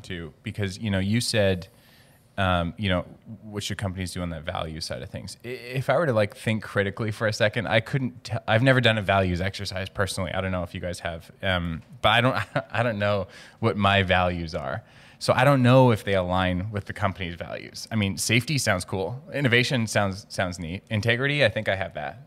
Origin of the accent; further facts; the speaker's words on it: Cranbrook, British Columbia, Canada; now in Vancouver, Canada; I grew up in Cranbrook, British Columbia, small town, twenty-two thousand people, very southeast corner of British Columbia.